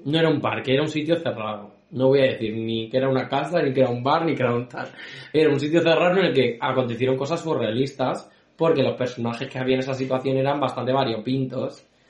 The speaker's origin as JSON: {"language": "Spanish", "country": "Spain", "said": "Yo soy español"}